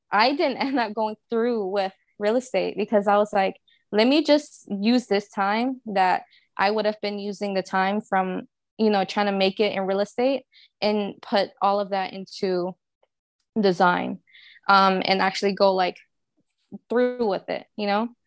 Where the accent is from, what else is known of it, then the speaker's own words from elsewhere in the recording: New Orleans, Louisiana, United States; moved away as an adult; now in Houston, United States; I live in Houston, and I've been here since, uh, Katrina, 'cause I'm actually from New Orleans